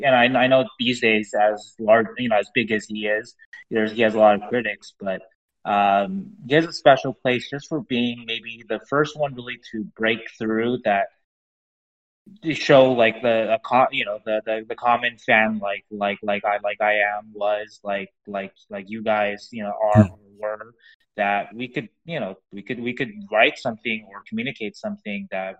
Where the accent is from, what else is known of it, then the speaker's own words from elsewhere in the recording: Las Vegas, Nevada, United States; I like to think that if I hadn't told everybody that I came from Vegas, I was a Kings fan